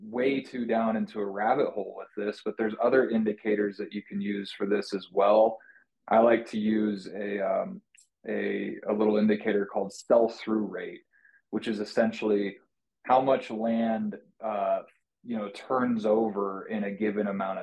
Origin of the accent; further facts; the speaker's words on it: Colorado, United States; I'm from Colorado